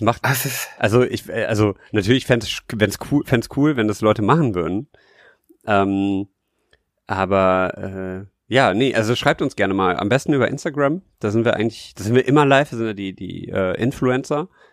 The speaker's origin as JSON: {"language": "German", "region": "Rhineland", "country": "Germany", "said": "ich halt als Rheinländer denke"}